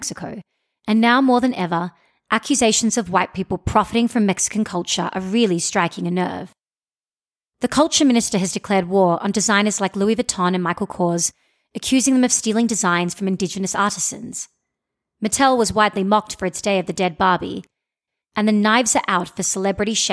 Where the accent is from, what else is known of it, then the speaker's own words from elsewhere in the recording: Australia; I'm an Indian Australian who doesn't speak any Hindi